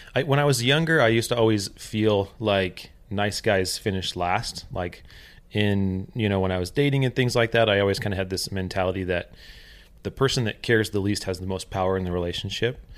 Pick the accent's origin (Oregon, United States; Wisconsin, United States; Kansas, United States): Oregon, United States; also born or lived in California; When we moved from California to Oregon, um, my parents fell into some significant financial trouble. And so my entire growing up from about the age of 10 until uh, I moved out when I was uh, 18